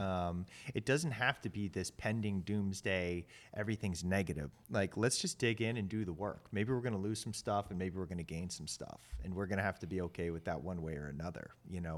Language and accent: English; Maryland, United States; I grew up in Maryland in the Chesapeake Bay